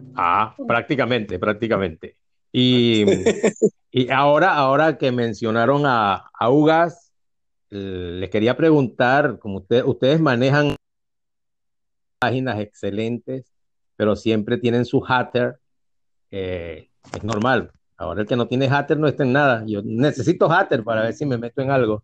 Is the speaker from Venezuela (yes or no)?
yes; Venezuela; also born or lived in Spain; yo soy, un venezolano que nació en España, pero ni me acuerdo de España. Yo soy muy venezolano